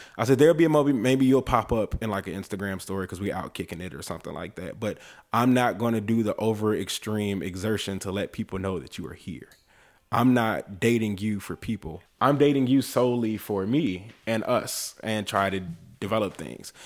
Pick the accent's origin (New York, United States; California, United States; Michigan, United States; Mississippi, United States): California, United States; Oakland; moved away; when we were living in L, in, in Oakland, 'cause I was born in California.